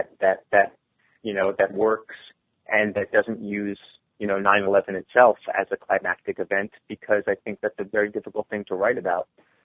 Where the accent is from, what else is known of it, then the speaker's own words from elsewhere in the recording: New York, United States; I think it's especially difficult to write about it as a New Yorker